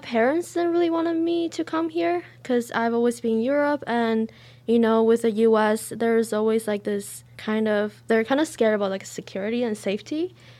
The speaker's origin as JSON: {"language": "English", "country": "China", "also_born_or_lived": "Sweden", "lives_now": "United States", "said": "I am a freshman. I am from China, and I actually studied in Sweden before coming to the U.S."}